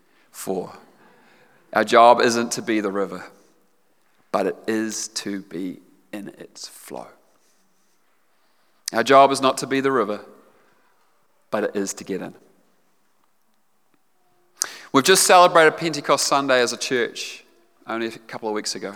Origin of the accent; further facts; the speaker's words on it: Otago, New Zealand; I grew up in Otago. I grew up down south